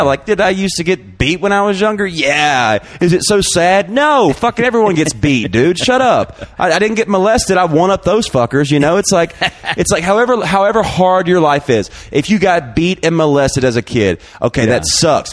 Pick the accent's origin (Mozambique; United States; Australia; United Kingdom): United States; Alabama; now in Austin, United States; I'm from Alabama in a trailer.